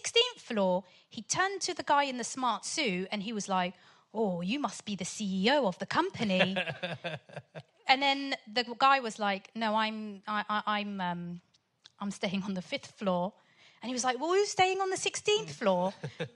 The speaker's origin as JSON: {"language": "English", "town": "Portsmouth", "region": "South East England", "country": "United Kingdom", "also_born_or_lived": "Sudan", "said": "I'm from Pompey."}